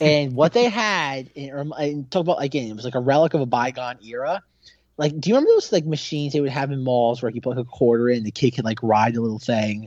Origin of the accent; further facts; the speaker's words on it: Australia; as an Aussie